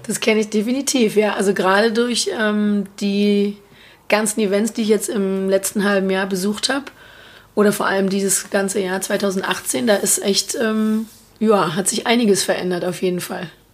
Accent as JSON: {"language": "German", "region": "Berlin", "country": "Germany", "said": "ich bin ähm, aus Berlin, lebe da auch noch"}